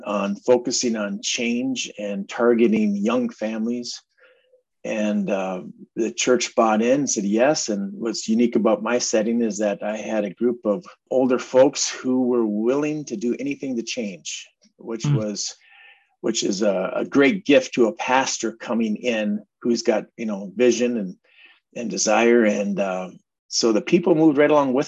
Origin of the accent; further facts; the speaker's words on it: Minneapolis, Minnesota, United States; also born or lived in Bloomington, Minnesota; now in Princeton, United States; I grew up in North Minneapolis area, then moved out to Bloomington and eventually landed out here in rural.